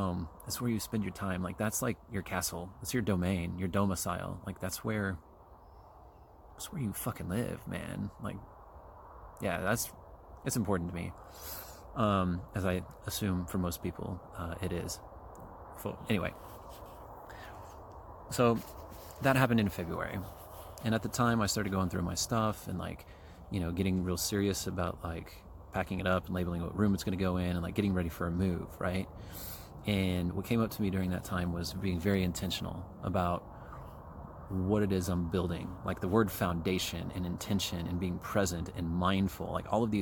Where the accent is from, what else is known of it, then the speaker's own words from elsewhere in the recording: Kansas City, United States; moved away as an adult; I'm from Kansas City. I grew up there. I lived there for like 41 years.